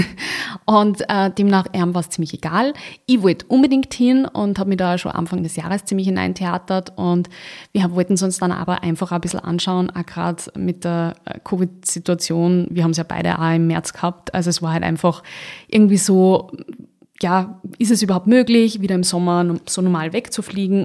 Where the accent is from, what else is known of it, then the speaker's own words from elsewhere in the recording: Austria; bei uns in Österreich